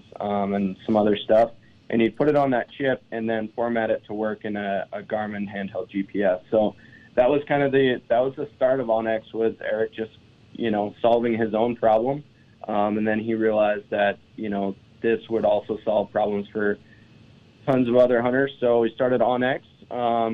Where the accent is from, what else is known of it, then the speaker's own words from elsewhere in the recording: eastern Montana, United States; Born and raised in Montana, on the other side of the state in eastern Montana